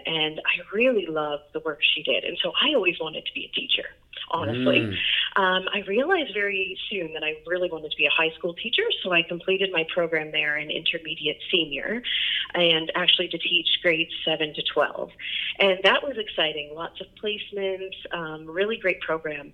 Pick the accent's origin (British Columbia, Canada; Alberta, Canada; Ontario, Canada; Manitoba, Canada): Ontario, Canada; moved away as an adult; also born or lived in Hamilton, Ontario / Toronto, Ontario; now in St. John's, Canada; I actually grew up in Hamilton, Ontario is where I was born. And so I was born in the city. My parents were both from there, but they moved very quickly. I was only 5 years old, hadn't quite started school yet, and they decided to haul us out to the country